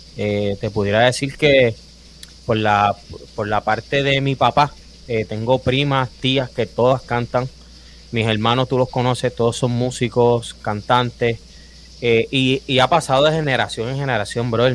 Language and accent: Spanish; Río Grande, Puerto Rico; moved away as an adult; also born or lived in Fajardo, Puerto Rico; now in Orlando, United States; soy duro pero me crié toda mi vida eh, en el pueblo de Río Grande